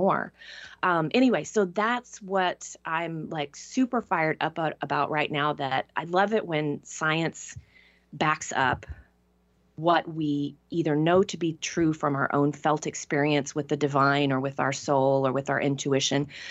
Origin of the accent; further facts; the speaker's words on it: Tyler, Texas, United States; moved away; the vast majority of people that I grew up with stayed in Tyler or in Texas